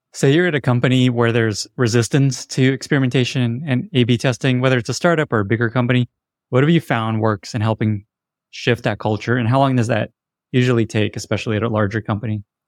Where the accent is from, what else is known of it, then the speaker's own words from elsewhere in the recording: Odesa, Odesa Oblast, Ukraine; moved away; I was born in Odessa, Ukraine, which was not so far from Chernobyl.